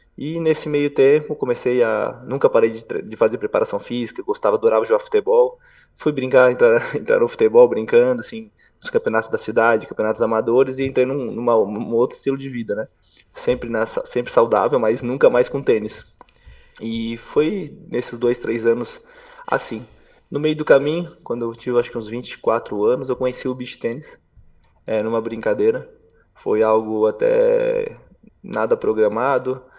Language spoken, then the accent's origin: Portuguese; Brusque, Santa Catarina, Brazil; also born or lived in Balneário Camboriú; aos 12 anos para 13, eu fui morar em Camboriú, Balneário Camboriú, eu era sou natural de Brusque, bem próximo